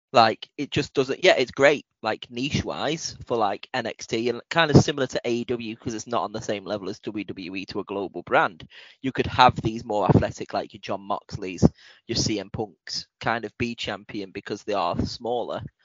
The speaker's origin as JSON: {"language": "English", "country": "United Kingdom", "said": "we are British"}